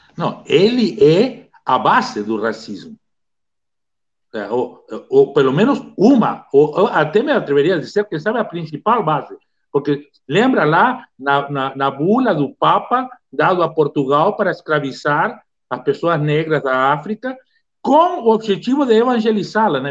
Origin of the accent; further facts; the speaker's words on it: Uruguay; now in Brazil; eu sou uruguaio